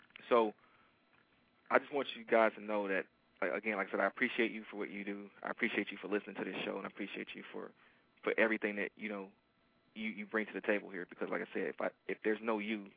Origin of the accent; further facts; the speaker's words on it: Detroit, Michigan, United States; I am from Detroit. And Detroiters are very loyal to their sports teams